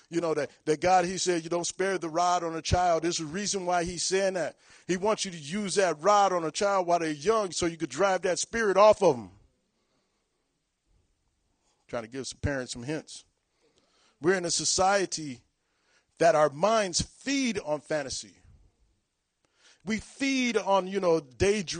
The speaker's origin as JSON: {"language": "English", "town": "Long Beach", "region": "California", "country": "United States", "tie": "born or raised there", "moved": "as an adult", "lives_now": "Virginia Beach, United States", "said": "I'm from Long Beach, California"}